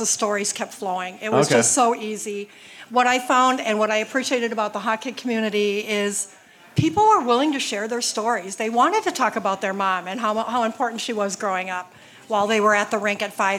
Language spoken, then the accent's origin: English; Roseau, Minnesota, United States; now in Cambridge, United States; I grew up in Roseau.